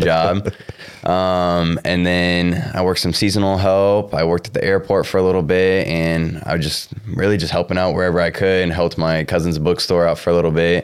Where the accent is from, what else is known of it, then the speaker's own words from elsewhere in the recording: Cedar Rapids, Iowa, United States; I grew up in, uh, Cedar Rapids, Iowa.